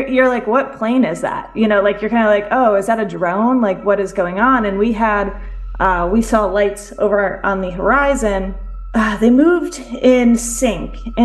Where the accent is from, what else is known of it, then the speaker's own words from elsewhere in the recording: D.C., District of Columbia, United States; now in Connecticut, United States; I grew up near Washington, D.C.